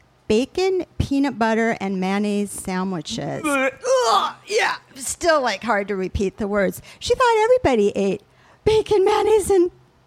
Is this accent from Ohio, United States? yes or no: yes; Toledo, Ohio, United States; also born or lived in Geneva, Switzerland; So even though I grew up in Toledo, Ohio, and Geneva, Switzerland, that's probably a whole nother podcast.